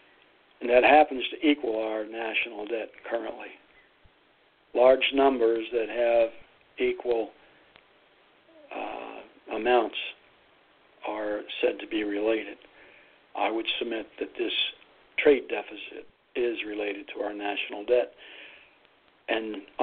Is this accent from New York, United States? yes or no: no; Youngstown, Ohio, United States; now in East Lansing, United States; I grew up in Youngstown